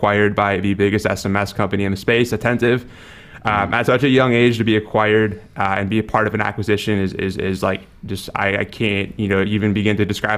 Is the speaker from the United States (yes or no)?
yes; Wisconsin, United States; moved away as an adult; now in San Diego, United States; I grew up in Wisconsin, so very cold, very opposite kind of climate